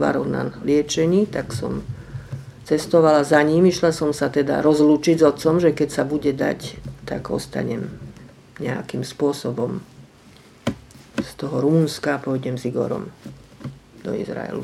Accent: Slovakia; moved away as an adult; also born or lived in Australia / Israel; ja som tu tiež žila, vyrastala za toho sociku

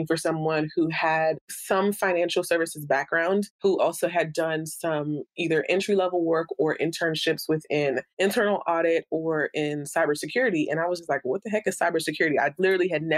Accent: United States; also born or lived in Bahamas / Haiti (ancestry); we immigrated to the U.S., my mother and I only

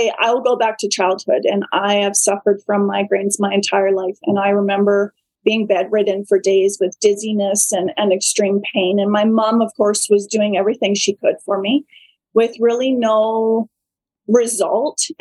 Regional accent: Vancouver Island, British Columbia, Canada; now in Mossleigh, Canada; I grew up on Vancouver Island

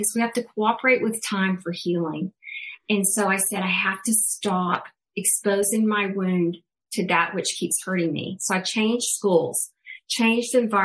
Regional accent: Alabama, United States; I'm from Alabama originally, had a Southern Baptist kind of background

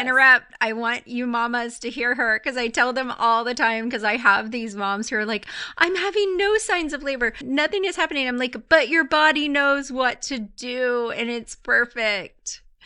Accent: Clearwater, Florida, United States; now in Nashville, United States; I'm from Clearwater

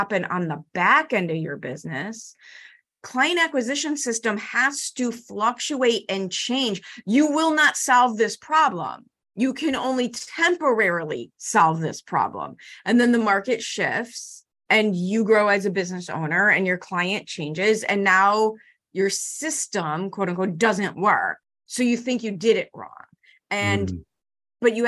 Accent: Chicago, Illinois, United States; I grew up in Chicago public schools in the 70s and 80s

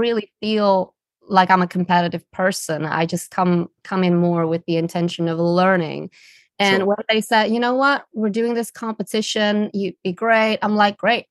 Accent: Netherlands; English is a second language; now in London, United Kingdom; I'm originally from the Netherlands.

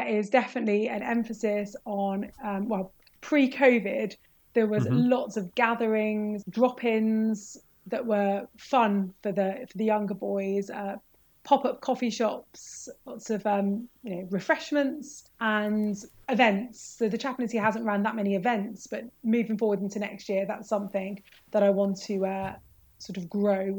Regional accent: Birmingham, West Midlands, United Kingdom; moved away as an adult; also born or lived in Leicester; I grew up in Birmingham and I went to King Edward's Camp Hill School for Girls

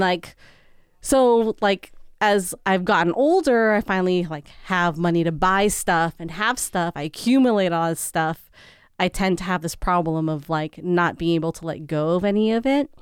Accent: San Francisco, California, United States; first language English; moved away; we grew up in San Francisco

